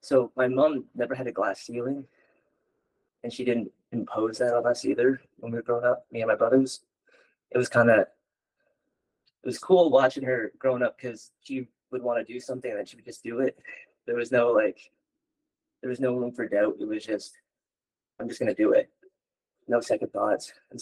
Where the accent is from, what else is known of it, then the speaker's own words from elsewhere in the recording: Yellowknife, Northwest Territories, Canada; born there; also born or lived in Liverpool, Nova Scotia / Bridgewater, Nova Scotia; Mi'kmaq, and so I was born in Yellowknife. It was the closest, I guess.